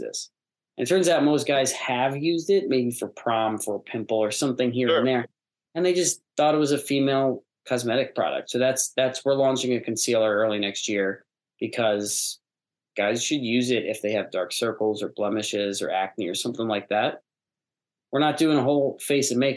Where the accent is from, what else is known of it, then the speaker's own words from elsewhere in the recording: United States; also born or lived in New York / Los Angeles; I grew up in New York